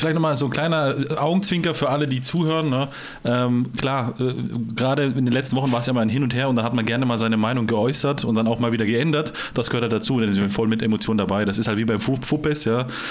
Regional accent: Herten, Baden-Württemberg, Germany; Herten, das ist da, wo ich herkomme, Eco, Delta Tango Roma, ganz unten in Süddeutschland

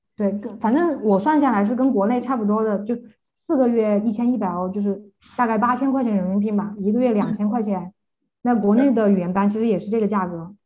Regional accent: China; now in Germany; 我们中国人

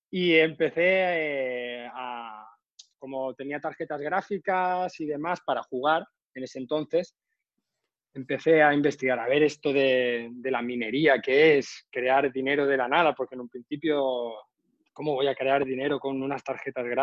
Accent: Balearic Islands, Spain; now in Ibiza, Spain; vivo en Ibiza. Soy menorquín y llevo aquí trabajando cuatro años.

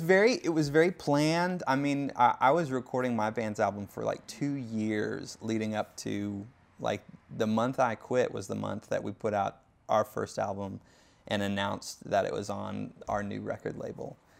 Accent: Davenport, Iowa, United States; moved away as an adult; I grew up in Davenport, Iowa, uh, which is about three hours west of Chicago, five hours north of Saint Louis.

